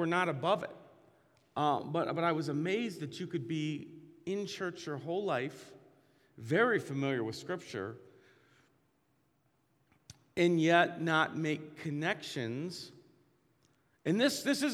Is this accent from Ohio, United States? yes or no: yes; Massillon, Ohio, United States; I grew up in Maslin, Ohio, and racial tension was huge in my school